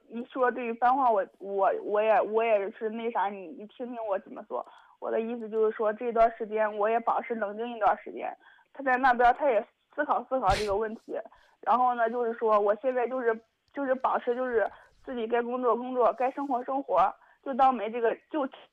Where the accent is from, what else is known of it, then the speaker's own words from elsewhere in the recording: Zhengzhou, Henan, China; 我家是郑州的